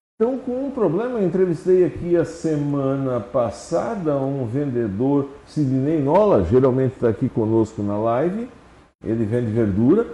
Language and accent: Portuguese; Santa Catarina, Brazil; eu nasci lá no São Miguel